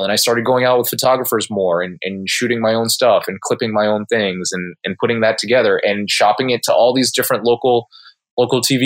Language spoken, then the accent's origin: English; Southern California, United States; moved away as an adult; also born or lived in Casper, Wyoming; I grew up in Southern California. I'm a SoCal homeboy